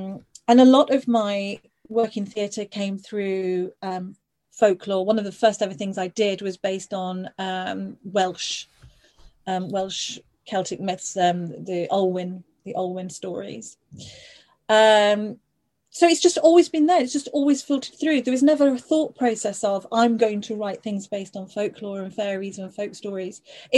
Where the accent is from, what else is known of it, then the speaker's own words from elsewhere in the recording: Isle of Man; also born or lived in Liverpool, United Kingdom; So I lived, I was born just outside Liverpool, and then as a very small child I lived on the Isle of Man.